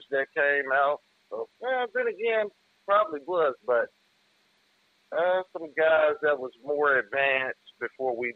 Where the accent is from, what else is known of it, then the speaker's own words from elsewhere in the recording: Kansas City, Missouri, United States; also born or lived in Chicago; spent some time in Chicago too, but born and raised in Kansas City, Missouri. My pops from Chicago. Okay. Uh, north North Side.